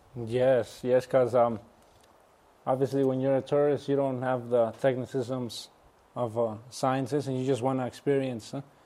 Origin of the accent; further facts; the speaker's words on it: Nayarit, Mexico; my hometown, my home state, Nayarit, in Mexico